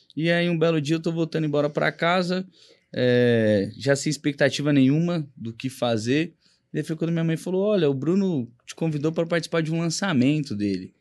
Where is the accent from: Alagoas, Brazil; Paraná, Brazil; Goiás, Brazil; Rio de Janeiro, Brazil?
Paraná, Brazil; Rondon; moved away as an adult; now in São Paulo, Brazil; eu vim do Paraná para cá. É, atuei um pouco lá